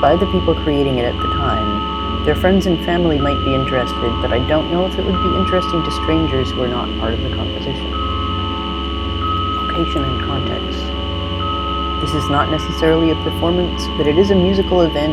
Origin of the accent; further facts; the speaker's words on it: Winnipeg, Manitoba, Canada; moved away; I grew up in Winnipeg, Treaty 1 area